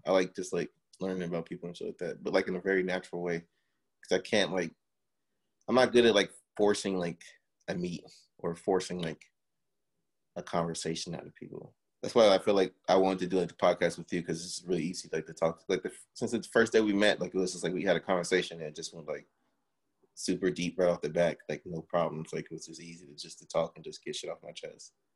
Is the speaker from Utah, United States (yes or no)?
no; Miami, Florida, United States; now in Los Angeles, United States; I grew up in Miami